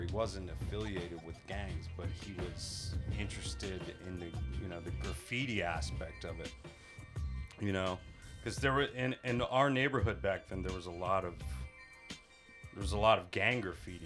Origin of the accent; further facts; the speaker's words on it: Pittsburgh, Pennsylvania, United States; moved away as an adult; now in Tokyo, Japan; I'm from Pittsburgh, Pennsylvania